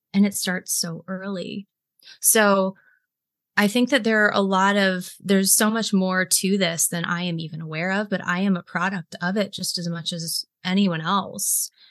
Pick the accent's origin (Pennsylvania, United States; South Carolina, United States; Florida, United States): South Carolina, United States; Greenville; I was raised in South Carolina, which is the buckle of the Bible Belt. I was raised in Greenville, which is home to Bob Jones University.